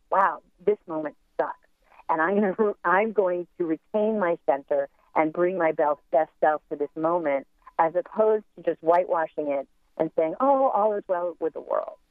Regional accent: United States; as Americans

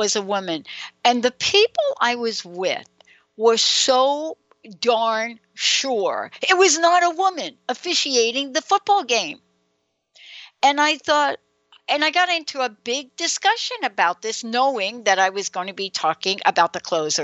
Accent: New York, United States; accent: New York; now in Seattle, United States; my New York accent? Even though I'm in Seattle, I have a little bit of that.

